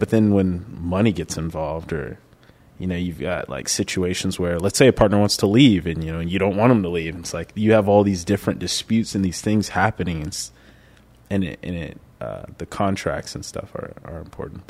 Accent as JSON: {"language": "English", "town": "Keller", "region": "Texas", "country": "United States", "tie": "born or raised there", "said": "I grew up in Keller. Okay. A little suburb right on the outside of Fort Worth"}